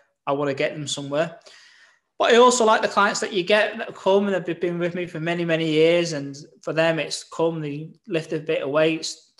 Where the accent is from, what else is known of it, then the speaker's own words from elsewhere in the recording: Southport, North West England, United Kingdom; also born or lived in London; came back to my hometown, Southport